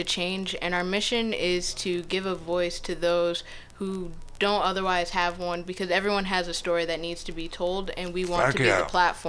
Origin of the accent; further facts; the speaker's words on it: Gulf Coast of Florida, United States; moved away as an adult; also born or lived in Harlem, New York City; now in New York City, United States; No, I grew up on the Gulf Coast of Florida, actually.